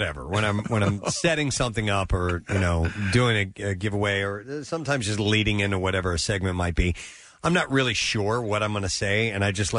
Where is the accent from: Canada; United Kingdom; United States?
United States; Midwest; moved away; Growing up in the Midwest